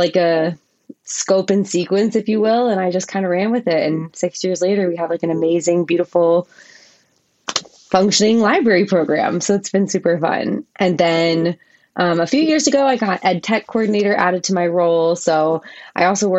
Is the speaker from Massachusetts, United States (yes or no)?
no; Maryland, United States; moved away; also born or lived in Chicago / Washington, D.C.; I grew up in Maryland, so it was kind of like moving home